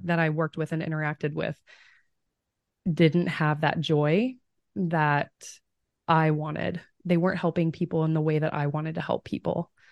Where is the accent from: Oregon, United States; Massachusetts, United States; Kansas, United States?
Kansas, United States; Fredonia; moved away as an adult; now in Omaha, United States; I'm from Southeast Kansas. The town is Fredonia